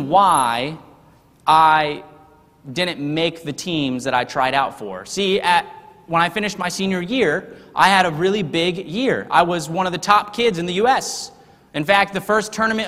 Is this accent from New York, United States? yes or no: no; Texas, United States; also born or lived in Harrisonburg, Virginia; I was not born in Texas. See, I was born in Harrisonburg, Virginia. But I would never claim to be a Virginian